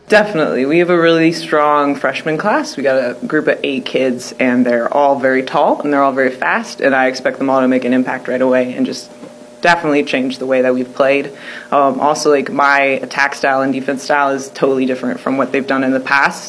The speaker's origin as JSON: {"language": "English", "region": "Oregon", "country": "United States", "also_born_or_lived": "Waverly, Iowa", "moved": "yes", "lives_now": "Marquette, Michigan, United States", "said": "I'm from Oregon originally"}